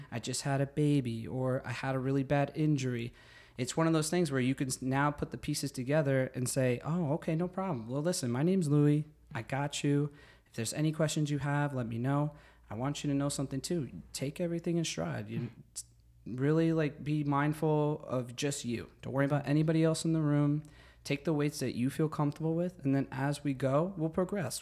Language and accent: English; Secaucus, New Jersey, United States; I am from Secaucus, New Jersey. I grew up there all my life